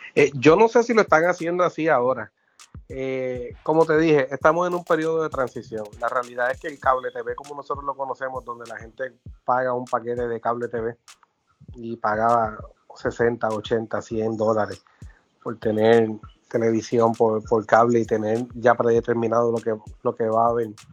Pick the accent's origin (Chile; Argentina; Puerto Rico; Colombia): Puerto Rico; San Germán; a usar a mi pueblo de ejemplo. San Germán transmite todos sus juegos por YouTube